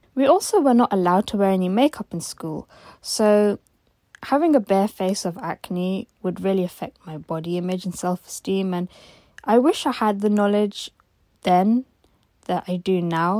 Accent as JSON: {"language": "English", "region": "London", "country": "United Kingdom", "said": "I'm 26 years old and I'm from London."}